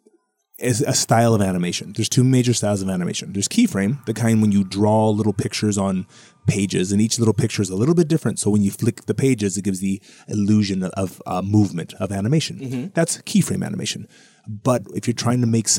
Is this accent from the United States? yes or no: yes; Hawaii, United States; I grew up in Hawaii